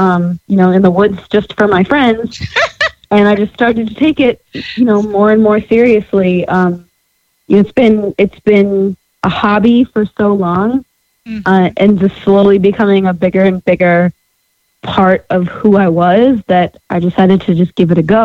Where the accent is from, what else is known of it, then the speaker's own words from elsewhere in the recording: Farmington, Connecticut, United States; moved away as an adult; also born or lived in Boston; now in Nashville, United States; I'm from Farmington.